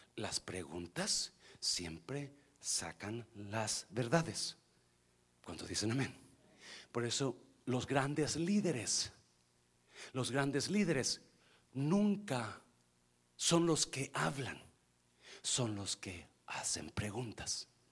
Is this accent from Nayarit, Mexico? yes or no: yes; Nayarit, Mexico; moved away as an adult; un día dejé mi pueblito de 50 personas